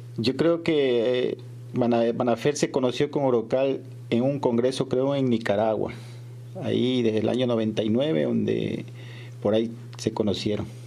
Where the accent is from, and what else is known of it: Ecuador